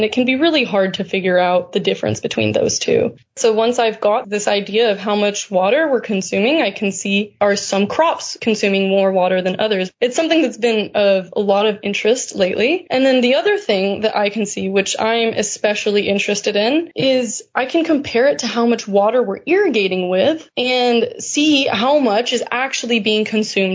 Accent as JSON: {"language": "English", "region": "California", "country": "United States", "said": "As a Californian"}